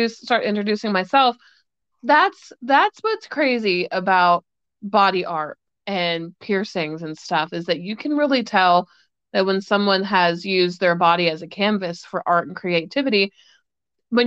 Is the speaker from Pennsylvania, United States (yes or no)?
yes; Pittsburgh, Pennsylvania, United States; I was born and raised in Pittsburgh, Pennsylvania